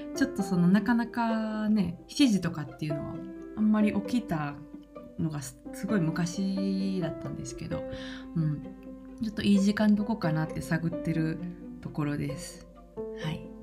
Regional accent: Kansai, Japan; 関西人としては

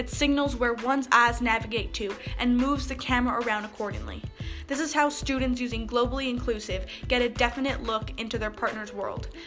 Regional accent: South Carolina, United States; I'm from South Carolina.

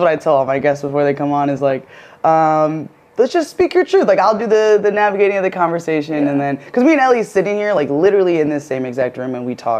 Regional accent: Michigan, United States; moved away as an adult; now in Hawaii, United States; I grew up in Michigan, Midwest, through and through. Like, I have family here in Hawaii

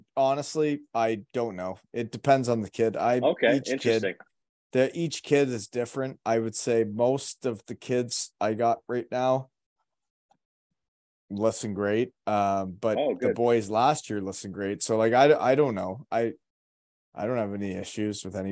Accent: Elmira, Ontario, Canada; now in Kincardine, Canada; When I grew up in Elmira, there was not a team of girls hockey players.

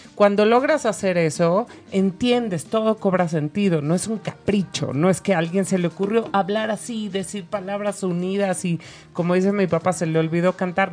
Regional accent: Mexico; soy mexicana

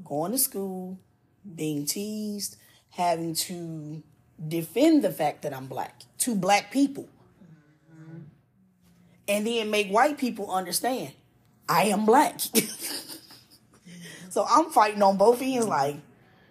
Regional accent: Chicago, Illinois, United States; moved away; also born or lived in the South; I'm from Chicago.

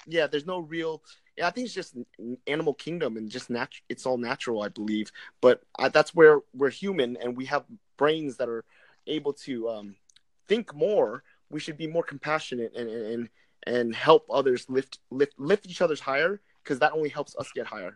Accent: Vietnam; I'm Vietnamese

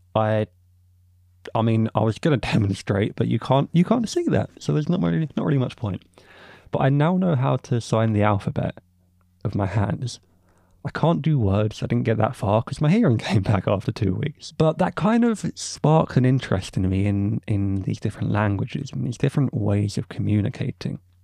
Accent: England, United Kingdom; I, as an English man

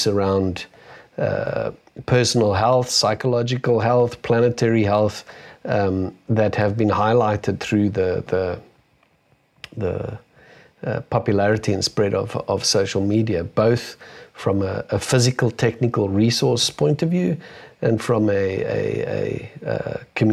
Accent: South Africa; being a South African

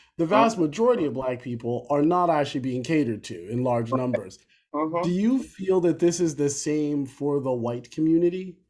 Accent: New Jersey, United States; moved away as an adult; also born or lived in New York / Boston, Massachusetts; now in Philadelphia, United States; born in Philly, growing up in New Jersey

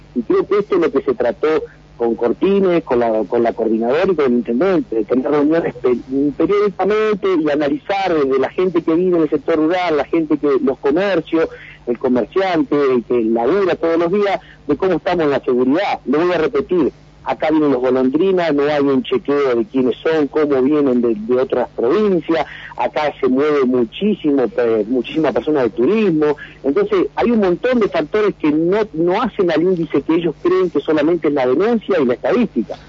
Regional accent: Vista Alegre, Neuquén, Argentina; nosotros de que somos el portal de la Patagonia

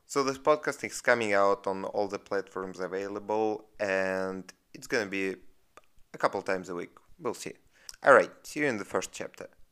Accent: Russia; accent: Russian; I'm from Russia. That's where this accent is from.

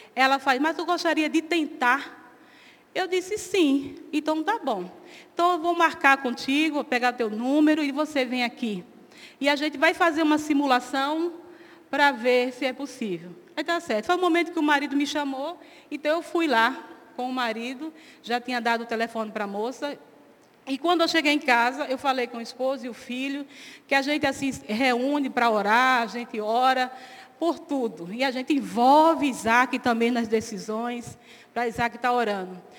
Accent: Northeast Region, Brazil; como boa nordestina que sou

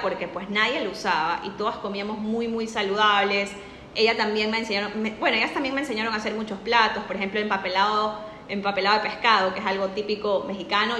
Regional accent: Ecuador; also born or lived in Spain; yo soy de Ecuador

